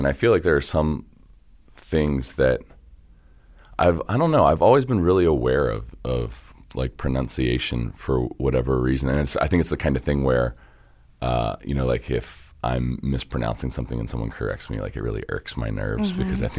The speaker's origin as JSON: {"language": "English", "town": "Dundalk", "region": "Maryland", "country": "United States", "tie": "born or raised there", "said": "I'm from Dundalk, yeah. I grew up in a neighborhood called St. Helena, which is... between Old Dundalk and the Marine Terminal."}